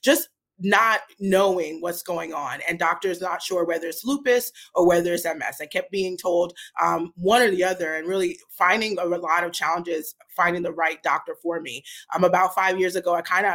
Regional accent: New York City, New York, United States; moved away as an adult; also born or lived in New Jersey; now in Portland, United States; I'm originally from Brooklyn, New York. So I grew up in Brooklyn and then went to college and grad school in New Jersey

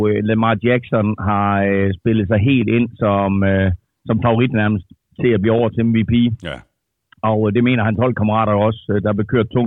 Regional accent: Denmark; jeg er fra Danmark

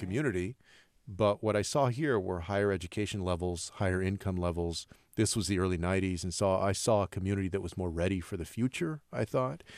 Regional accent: Texas, United States; born or raised there

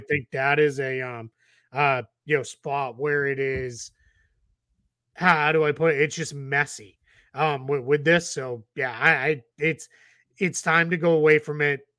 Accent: Boston, Massachusetts, United States; growing up in Boston

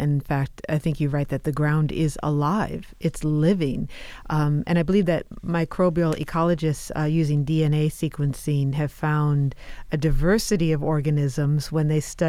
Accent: Midwest, United States; You write of your affection for Iowa as a child, and I grew up in the Midwest, so I can identify with this.

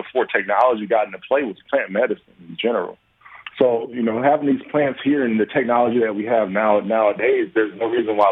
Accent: Atlanta, Georgia, United States; moved away as an adult; also born or lived in Detroit; I'm from Georgia, played my college ball there

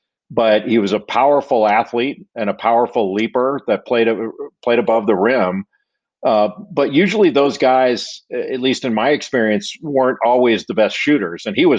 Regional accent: Los Angeles, California, United States; I was at home. I grew up in Los Angeles, so I actually went home and I was staying with my parents

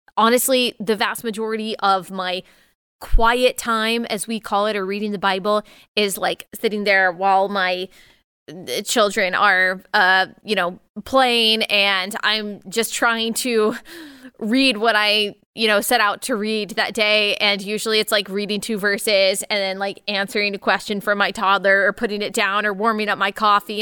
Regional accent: Texas, United States; born and raised in Texas, I'm a Tex-Mex girl

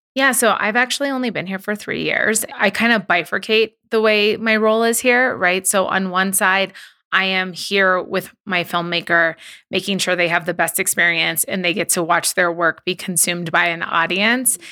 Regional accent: Southern California, United States; I'm from Southern California

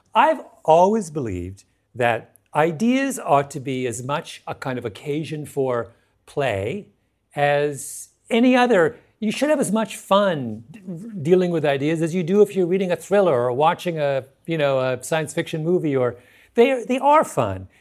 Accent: Canada; now in United States; I'm not an American, I'm a Canadian

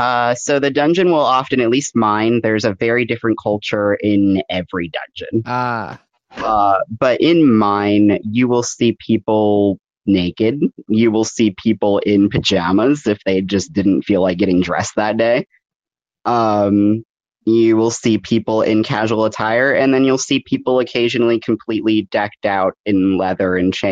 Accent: New England, United States; I would say, and again, I'm coming from New England, so your dungeons might be different

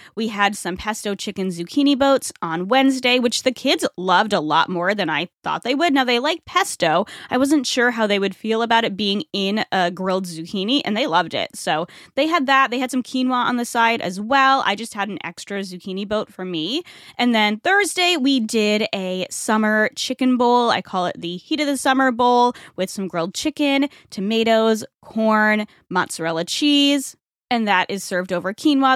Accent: Rhode Island, United States; now in Tampa Bay area, United States; Rhode Island, my home state

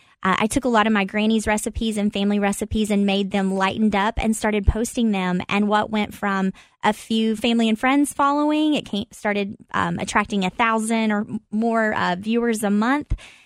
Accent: Corbin, Kentucky, United States; Well, yeah, it's a small town, and it was life growing up was true to that, like a small town feel.

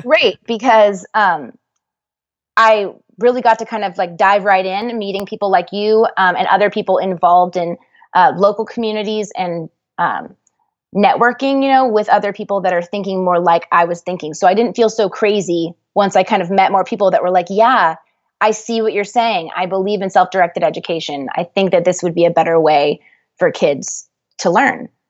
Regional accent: Dallas, Texas, United States; I'm from Dallas

